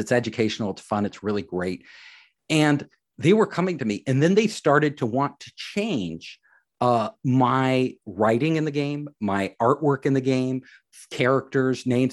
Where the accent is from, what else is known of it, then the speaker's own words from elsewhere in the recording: San Francisco Bay Area, California, United States; I am from the San Francisco Bay Area